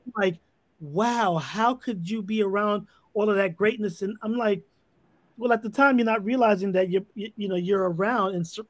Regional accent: New York City, New York, United States; also born or lived in Harlem; I grew up in the Bronx, right near Bronx River, where it basically all started.

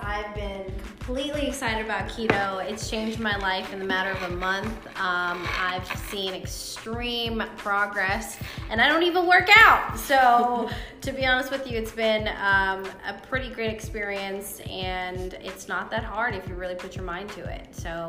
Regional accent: Sri Lanka; English is a second language; also born or lived in Dubai / Toronto; now in Georgia, United States; Yeah, then moved to Toronto. I'm a Canadian citizen, and I moved to Georgia in 06, so I've been all around the world, and I am a Sri Lankan person.

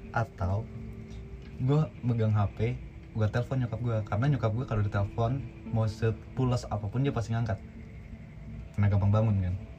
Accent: Padang, West Sumatra, Indonesia; moved away; also born or lived in Solo; gue dari kecil dari gue kecil di Padang

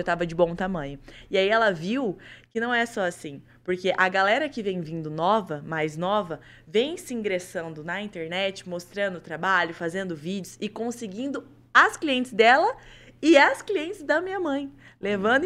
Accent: Colorado, Paraná, Brazil; Eu realmente sou de Colorado. Eu nasci lá e comecei por lá.

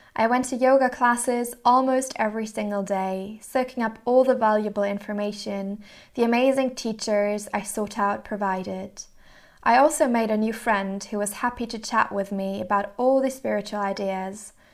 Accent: Mannheim, Baden-Württemberg, Germany; moved away as an adult; also born or lived in Rotterdam, Netherlands / Hamburg, Germany; I grew up in Mannheim, Germany

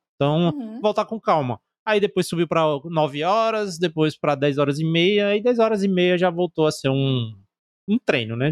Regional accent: Northeast Region, Brazil; a gente é do Nordeste

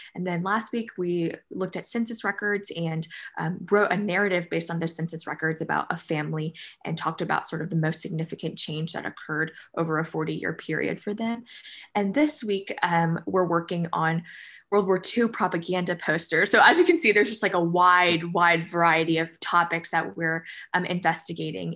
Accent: New Jersey, United States; moved away as an adult; now in Danville, Kentucky, United States; I'm from New Jersey, so quite far away from Danville, Kentucky

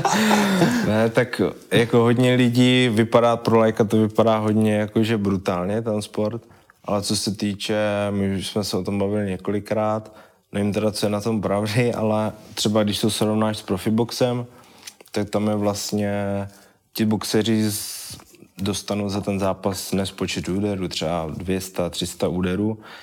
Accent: Vyškov, South Moravian Region, Czechia; já jsem původem z Vyškova, vlastně pořád bydlím ve Vyškově

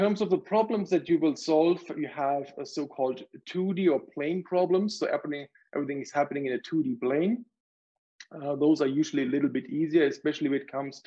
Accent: Germany; moved away as an adult; now in Calgary, Canada; I grew up in Germany

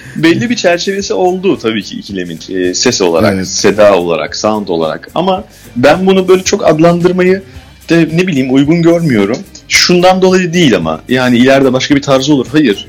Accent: Istanbul, Turkey; biz Bakırköy, doğma büyüme Bakırköylüyüz.

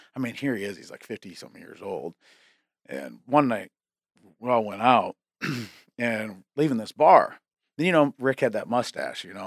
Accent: McCook Lake, South Dakota, United States; I lived out, uh, in McCook Lake, South Dakota

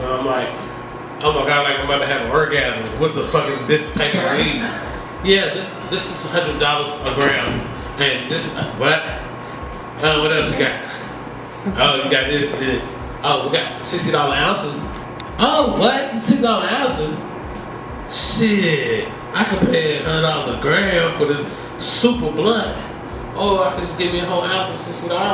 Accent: Maryland, United States; also born or lived in Washington, D.C.; I'm from D.C. I was raised in Maryland

